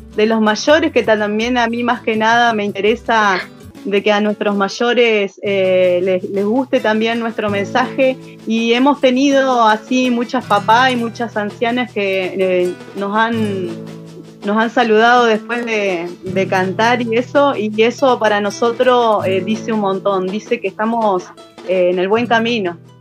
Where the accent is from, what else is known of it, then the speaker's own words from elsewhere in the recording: General Roca, Río Negro, Argentina; soy acá de Fishkun Menoko, eh, nacida y criada acá